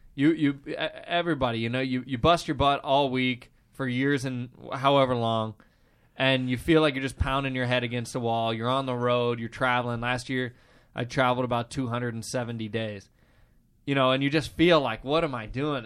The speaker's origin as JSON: {"language": "English", "region": "Midwest", "country": "United States", "tie": "born or raised there", "said": "Growing up in the Midwest"}